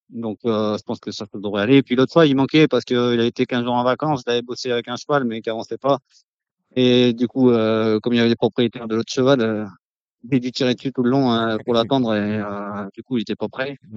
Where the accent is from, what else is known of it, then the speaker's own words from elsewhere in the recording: Vénès, Occitania, France; born there; C'est dans le sud-ouest de la France, euh, entre Castres et Albi.